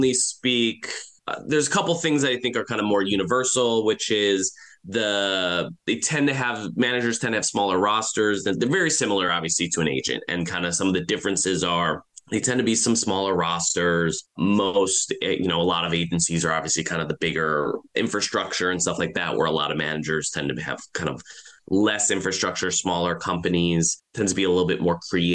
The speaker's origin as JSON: {"language": "English", "region": "Michigan", "country": "United States", "moved": "as an adult", "lives_now": "Los Angeles, United States", "said": "I'm originally from Michigan, came out to LA about 18 years ago"}